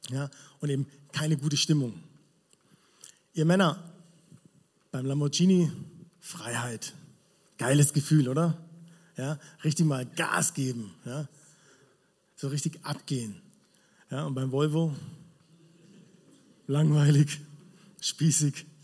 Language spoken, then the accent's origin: German; Villingen, Baden-Württemberg, Germany; Ja, ich komme aus Villingen, habe ich schon gesagt. Und es ist cool dort.